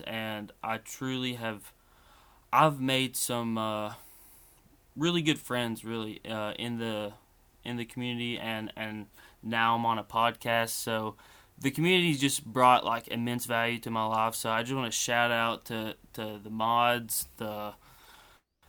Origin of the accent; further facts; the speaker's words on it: Kentucky, United States; I'm from Kentucky